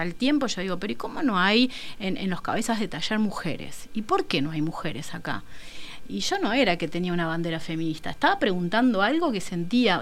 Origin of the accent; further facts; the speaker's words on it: San José de Mayo, San José, Uruguay; vengo de San José